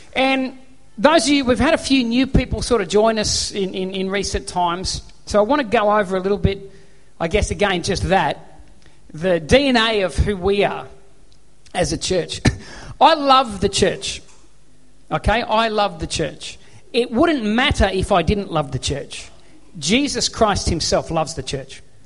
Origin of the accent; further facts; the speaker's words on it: Australia; I'm an Aussie bloke